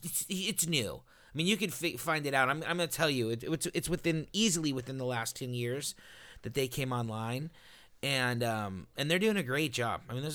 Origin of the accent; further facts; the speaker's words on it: California, United States; I mean, I'm from Southern California.